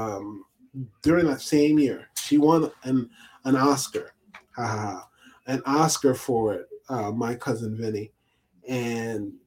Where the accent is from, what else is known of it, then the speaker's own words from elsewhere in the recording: New York, United States; now in Pennsylvania, United States; as a New Yorker